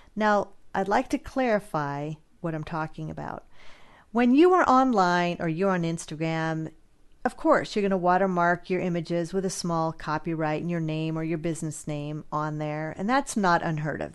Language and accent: English; California, United States; I'm from California